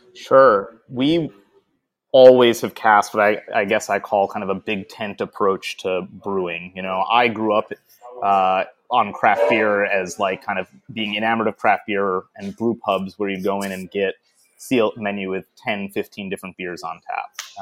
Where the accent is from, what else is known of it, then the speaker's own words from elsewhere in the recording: Detroit, Michigan, United States; moved away as an adult; now in Portland, United States; I am from Detroit, yeah. Uh, but I, I have not lived in Michigan for about, oh, 20 years now. Uh, I moved to Portland